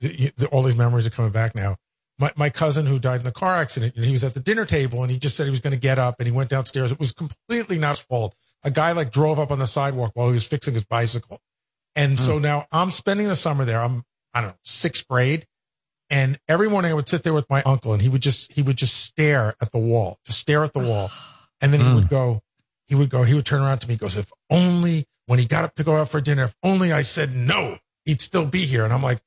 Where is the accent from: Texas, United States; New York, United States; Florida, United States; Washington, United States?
New York, United States; Long Island; I grew up on Long Island and all our relatives lived in Brooklyn.